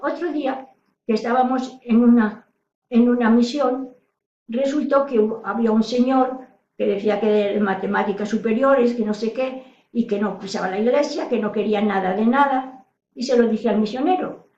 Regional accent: Salamanca, Castile and León, Spain; now in Toledo, Spain; soy de Salamanca, ahora vivo en Toledo

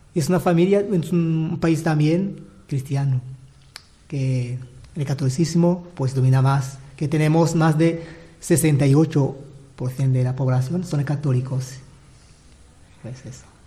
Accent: Bururi Province, Burundi; moved away as an adult; now in Manises, Spain; Soy de Burundi, pues de la diócesis de Bururi por el sur del país

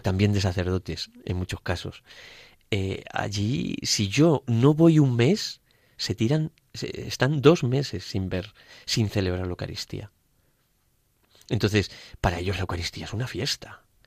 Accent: Spain; moved away as an adult; also born or lived in Brazilian Amazon; now in Brazil; aquí, gracias a Dios, en España

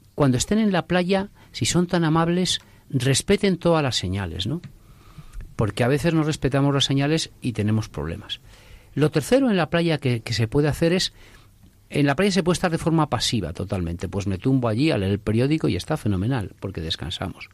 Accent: Castile and León, Spain; Mi pueblo está en Castilla León

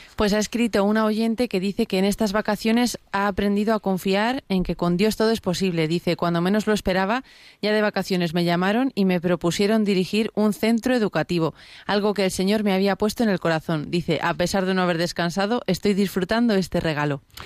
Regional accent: Córdoba, Andalusia, Spain; soy paquila cordobesa

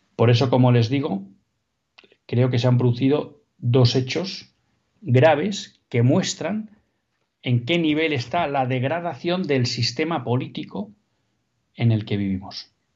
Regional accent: Basque Country, Spain; Vascongadas, que saben que es mi tierra.

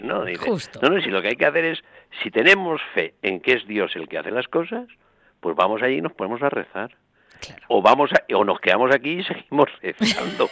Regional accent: Spain; los españoles

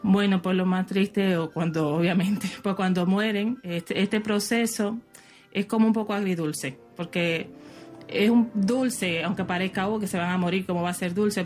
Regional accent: Dominican Republic; soy de la República Dominicana

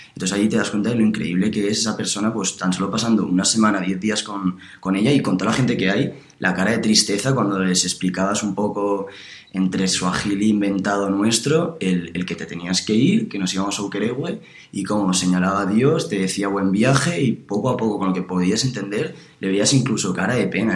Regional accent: Alicante, Valencian Community, Spain; moved away as an adult; now in Madrid, Spain; yo soy de Alicante, eh, estoy estudiando en Madrid

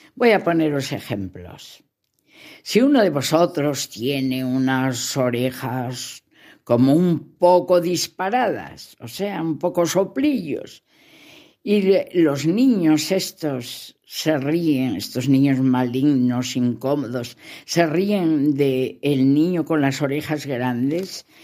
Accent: León, Castile and León, Spain; Así se dice en mi tierra, en León, besines

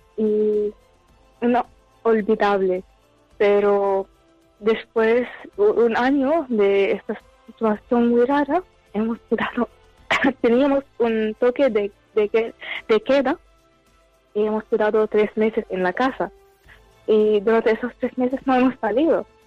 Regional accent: Syria; now in Barcelona, Spain

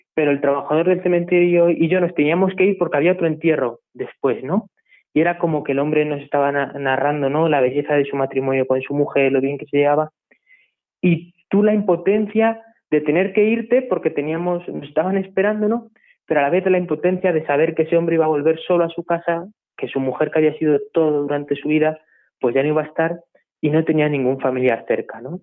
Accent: La Puebla de Almoradiel, Castilla-La Mancha, Spain; also born or lived in Madridejos; soy de la Puebla de Moradiel, un pueblo también de aquí de La Mancha de, Toledo, de la provincia de Toledo

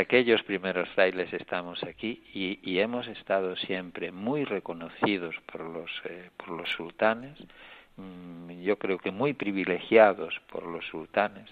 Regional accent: Spain; moved away as an adult; now in Tangier, Morocco; aquí en el obispado estoy yo que soy español

